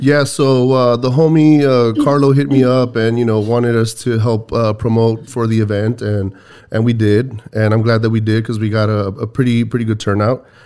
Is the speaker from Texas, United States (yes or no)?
yes; Texas, United States; we're Texans.